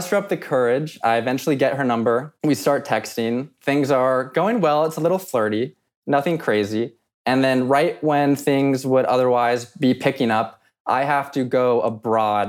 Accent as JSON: {"language": "English", "town": "Los Angeles", "region": "California", "country": "United States", "tie": "born or raised there", "moved": "yes", "lives_now": "Boston, United States", "said": "I'm originally from Los Angeles."}